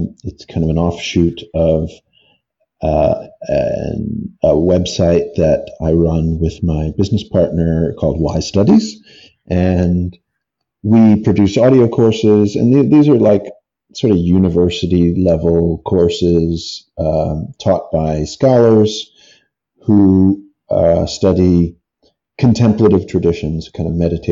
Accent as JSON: {"language": "English", "country": "United States", "said": "I'm from America"}